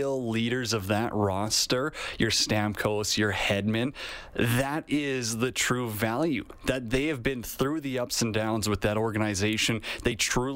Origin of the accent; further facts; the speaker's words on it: Canada; as a Canadian hockey fan